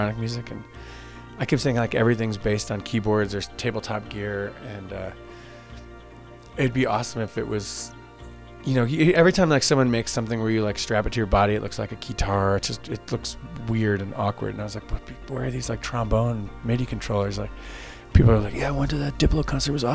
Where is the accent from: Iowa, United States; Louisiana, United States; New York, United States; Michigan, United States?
New York, United States; Long Island; moved away as an adult; also born or lived in Westchester, New York; now in Baltimore, United States; I grew up in Long Island, and I moved out of there when I was 18.